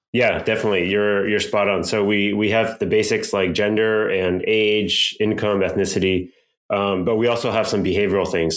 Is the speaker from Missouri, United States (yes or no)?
no; Irvine, California, United States; also born or lived in Berkeley / Bay Area; now in Los Angeles, United States; actually in Irvine. Uh, so I grew up mostly in Orange County, went up to Berkeley, spent some time in the Bay Area.